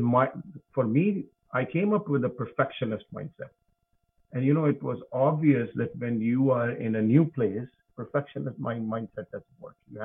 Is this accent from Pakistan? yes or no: yes; Pakistan; moved away as an adult; also born or lived in United States; now in Alberta, Canada; I grew up in Pakistan, which is in Southeast Asia